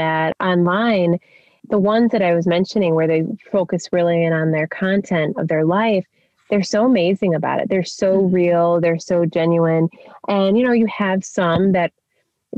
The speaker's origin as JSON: {"language": "English", "town": "Chicago", "region": "Illinois", "country": "United States", "moved": "as an adult", "said": "I'm from the Chicago area and all that that entails with family and friends"}